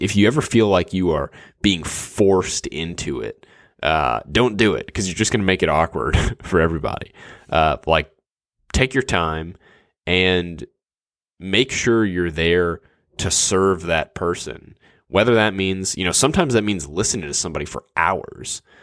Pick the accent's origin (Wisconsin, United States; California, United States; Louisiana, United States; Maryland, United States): Louisiana, United States; New Orleans; now in Dallas, United States; I grew up in New Orleans and now live in, in Dallas